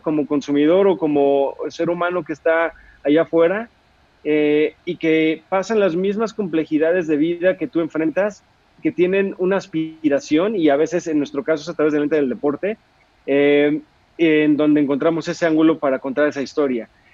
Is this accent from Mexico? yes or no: yes; Mexico